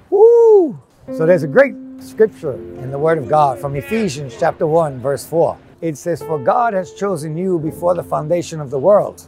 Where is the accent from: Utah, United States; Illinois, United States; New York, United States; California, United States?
New York, United States; moved away; I grew up in New York, grew up in Queens